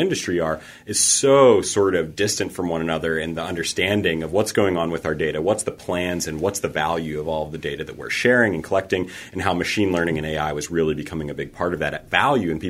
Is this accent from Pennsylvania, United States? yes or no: yes; Pittsburgh, Pennsylvania, United States; moved away as an adult; also born or lived in Boulder; Pittsburgh. This is my hometown